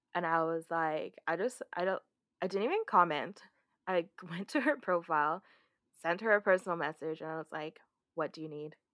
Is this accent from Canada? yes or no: yes; Canada; we're Canadian